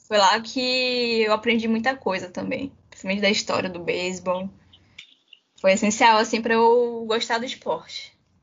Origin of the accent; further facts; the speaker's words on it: Manaus, Amazonas, Brazil; eu sou de Manaus